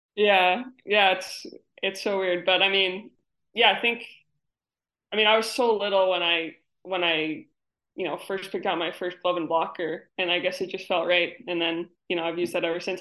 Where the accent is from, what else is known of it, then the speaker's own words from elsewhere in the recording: New York, United States; now in Connecticut, United States; I live in Connecticut now, but I'm from New York